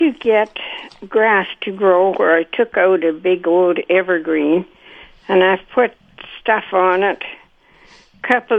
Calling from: Manitou, Manitoba, Canada; We're not about 25 miles west of Morden.

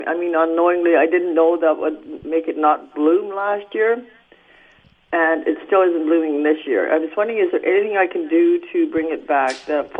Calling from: McCreary, Manitoba, Canada; I'm calling from McCreary.

